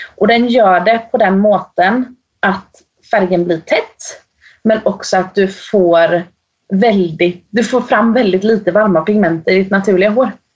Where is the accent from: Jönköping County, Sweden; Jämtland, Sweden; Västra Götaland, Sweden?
Jönköping County, Sweden; Eksjö; moved away as an adult; now in Norway; jag kommer från en liten by i södra Småland, som, eller i Småland som heter Eksjö